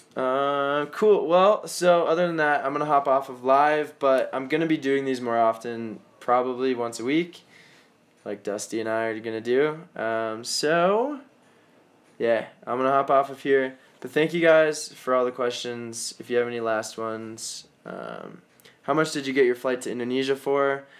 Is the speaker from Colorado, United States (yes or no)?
yes; Colorado, United States; I'm from Colorado, and that's where I am right now.